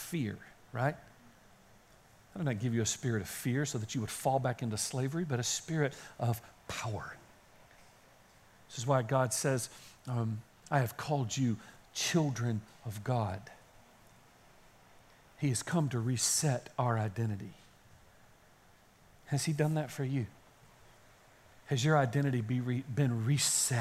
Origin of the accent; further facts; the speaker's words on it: Kaysen, Texas, United States; I grew up in Kaysen, as you know, and there are no guitar stores in Kaysen because there were no stores in Kaysen